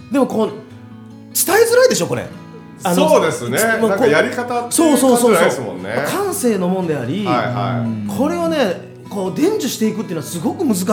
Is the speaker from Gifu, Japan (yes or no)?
yes; Tajimi, Gifu, Japan; 地元の岐阜県の多治見市までね、